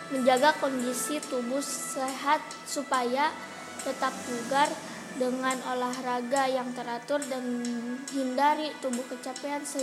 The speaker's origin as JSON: {"language": "Indonesian", "town": "Tasikmalaya", "region": "West Java", "country": "Indonesia", "said": "Asal saya dari kota Tasikmalaya Umur saya 13 tahun"}